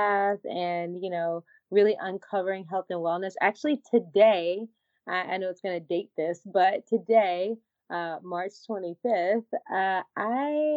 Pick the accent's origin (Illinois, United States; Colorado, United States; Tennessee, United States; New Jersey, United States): Tennessee, United States; Humboldt; now in Los Angeles, United States; I'm from Humboldt, Tennessee. So very much a small town girl